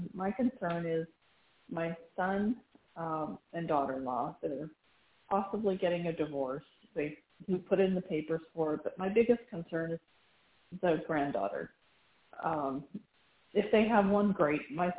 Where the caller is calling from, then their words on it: Florida, United States; I'm calling from Florida today.